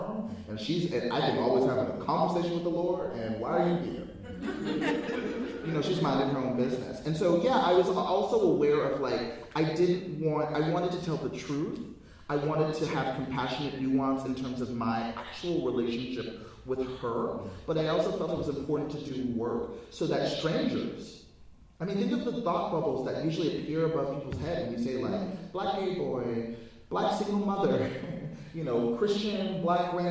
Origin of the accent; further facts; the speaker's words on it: United States; I'm African American